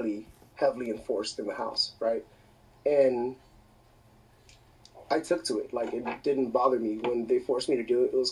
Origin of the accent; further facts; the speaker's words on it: Gardena, California, United States; also born or lived in Torrance / Compton; Gardena all the way until fucking high school.